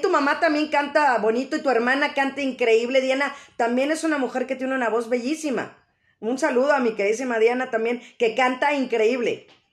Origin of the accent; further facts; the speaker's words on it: Mexico City, Mexico; esa parte de sentirnos mexicanos, sobre todo los que somos de la Ciudad de México